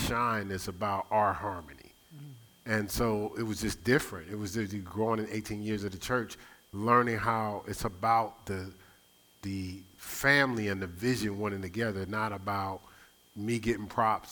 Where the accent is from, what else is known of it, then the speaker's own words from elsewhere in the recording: Newark, New Jersey, United States; moved away; I grew up in Newark, New Jersey